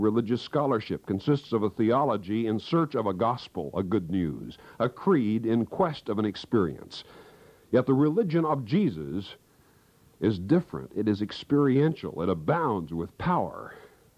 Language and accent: English; Kansas, United States; moved away; my hometown back in Kansas